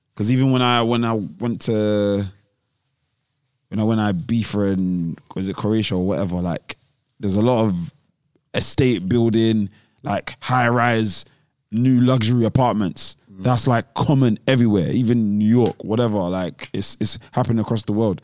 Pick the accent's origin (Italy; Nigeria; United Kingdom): United Kingdom; London; I'm from South